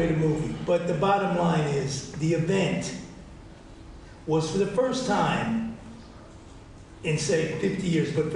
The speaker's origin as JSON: {"language": "English", "town": "New York City", "region": "New York", "country": "United States", "tie": "born or raised there", "also_born_or_lived": "Italy", "moved": "yes", "said": "When I grew up in the Bronx"}